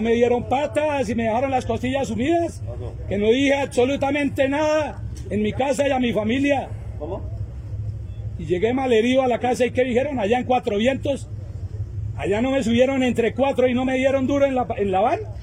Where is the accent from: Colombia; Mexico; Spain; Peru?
Colombia; Nosotros como colombianos